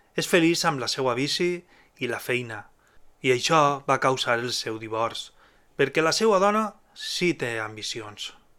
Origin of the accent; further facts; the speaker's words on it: Alzira, Valencian Community, Spain; el grup del meu poble, d'Alcira.